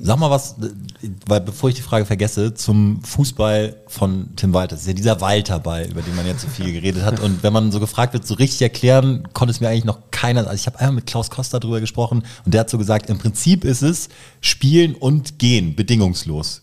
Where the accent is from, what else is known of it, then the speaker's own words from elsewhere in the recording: Kiel, Schleswig-Holstein, Germany; bin gebürtiger Kieler